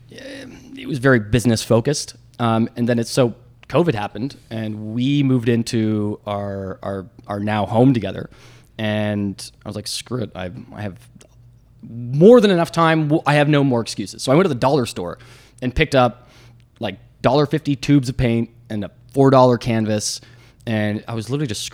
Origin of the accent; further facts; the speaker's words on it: Victoria, British Columbia, Canada; now in Toronto, Canada; I'm from Victoria